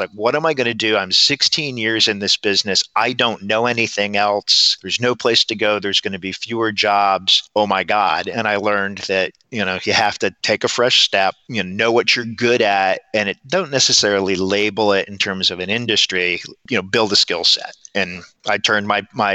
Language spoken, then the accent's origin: English; Watkins Glen, New York, United States; moved away; I grew up in Watkins Glen, New York.